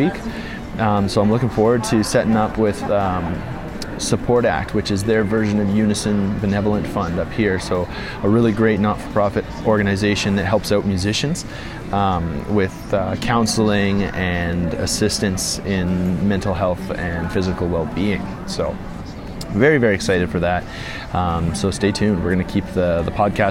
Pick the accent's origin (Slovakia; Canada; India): Canada; Calgary, Alberta; moved away as an adult; now in Hamilton, Canada; back in my hometown, or just east of the city, back in Calgary